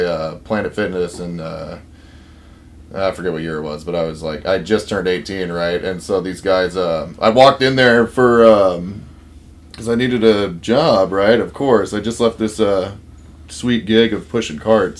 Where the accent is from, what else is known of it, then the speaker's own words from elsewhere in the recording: Vancouver, Washington, United States; I'm from Vancouver, Washington. Always have been. Haven't really left this town much at all